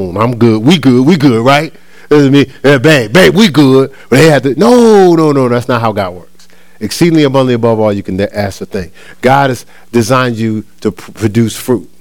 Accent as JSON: {"language": "English", "region": "New Jersey", "country": "United States", "tie": "born or raised there", "said": "my hometown in New Jersey"}